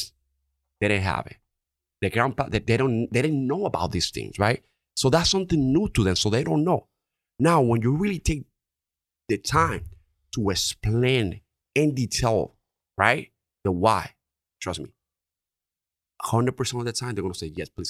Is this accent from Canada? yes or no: no; Dominican Republic; accent: Dominican; English is a second language; now in Connecticut, United States; English is my second language, right? Obviously, you can tell from my Dominican accent.